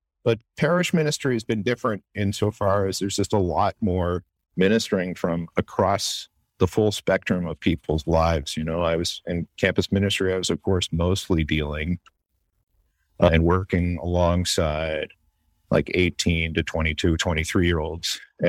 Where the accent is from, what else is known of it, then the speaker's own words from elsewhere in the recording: Canada; now in United States; but I am Canadian. And I've been in this country 10 years